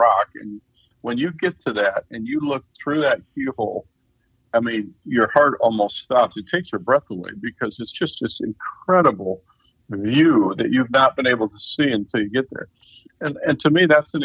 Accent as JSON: {"language": "English", "region": "Midwest", "country": "United States", "said": "we're from the Midwest"}